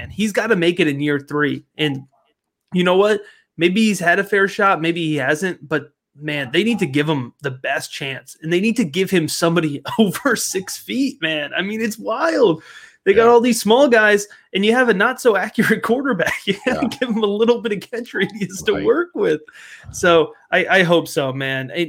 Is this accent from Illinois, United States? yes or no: no; Connecticut, United States; now in Baltimore, United States; even though I've also adopted the Ravens being in Baltimore recently, but I grew up in Connecticut on the New York side.